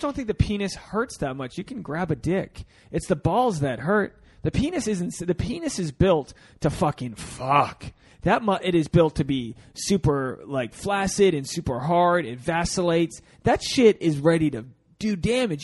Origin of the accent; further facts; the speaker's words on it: New England, United States; I'm from I'm from New England where we have a lot of uh, a lot of sea creatures in, in our meals